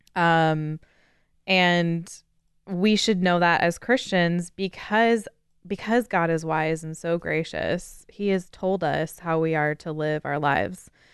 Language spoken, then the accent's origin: English; United States; as an American